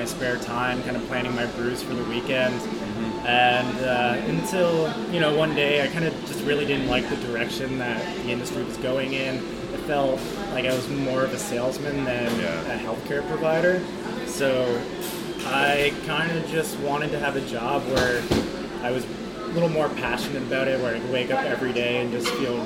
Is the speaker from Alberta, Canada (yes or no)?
no; Toronto, Ontario, Canada; I'm born and raised in Toronto, pretty much downtown area.